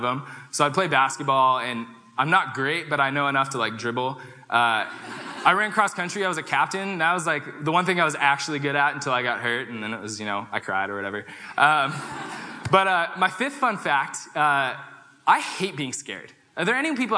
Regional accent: Danville, California, United States; moved away as an adult; also born or lived in Pullman, Washington; I'm from Danville, California, which is outside of San Francisco

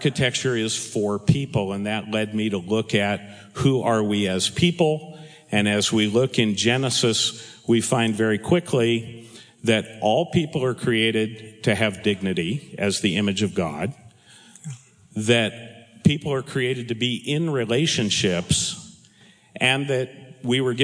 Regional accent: Southern California, United States; also born or lived in Brooklyn, New York; my family moved to Southern California, where it's alleged that I grew up

